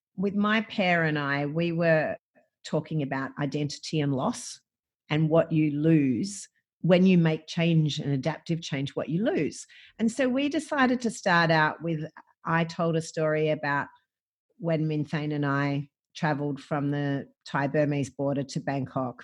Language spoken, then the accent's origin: English; Gippsland, Victoria, Australia; I grew up, I grew up in Gippsland, I grew up on a farm